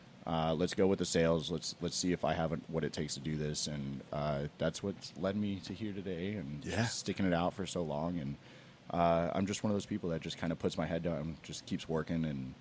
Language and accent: English; Chandler, Arizona, United States; I was born in Chandler.